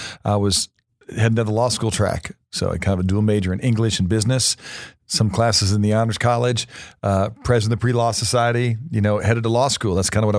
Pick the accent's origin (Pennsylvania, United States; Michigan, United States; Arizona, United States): Pennsylvania, United States; Reading; born there; I was born in Reading, Pennsylvania, which is of really no interest to our listeners, except that they call it Reading.